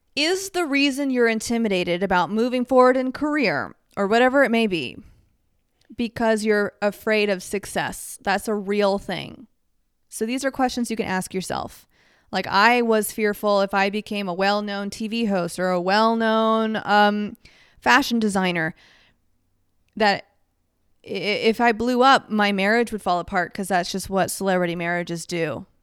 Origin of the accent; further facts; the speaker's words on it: Dallas, Texas, United States; moved away as an adult; now in Los Angeles, United States; growing up in Dallas